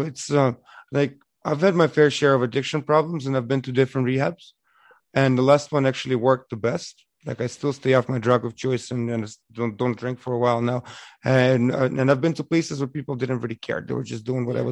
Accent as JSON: {"language": "English", "region": "Eastern Ukraine", "country": "Ukraine", "moved": "yes", "lives_now": "Windsor, Canada", "said": "I'm from East Ukraine. I'm Russian pretty much."}